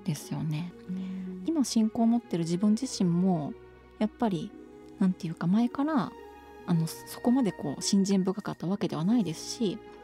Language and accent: Japanese; Shikoku, Kagawa, Japan; born or raised there